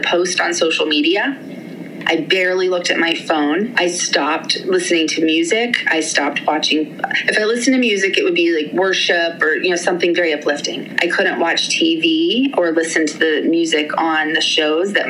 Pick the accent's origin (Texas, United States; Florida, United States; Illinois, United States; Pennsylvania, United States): Pennsylvania, United States; Pittsburgh; moved away as an adult; also born or lived in Maryland / England; We're both from Pittsburgh